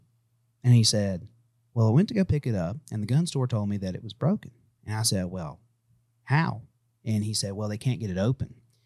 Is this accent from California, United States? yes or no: no; Manhattan, New York, United States; Oh, yeah. I'm from Manhattan.